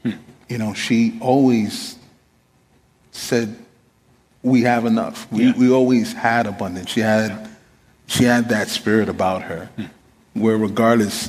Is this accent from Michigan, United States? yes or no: no; New York City, New York, United States; Growing up in Queens, New York